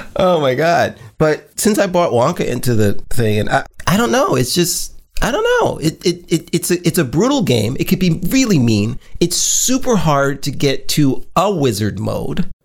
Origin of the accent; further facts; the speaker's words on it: New York, United States; moved away; I'm from New York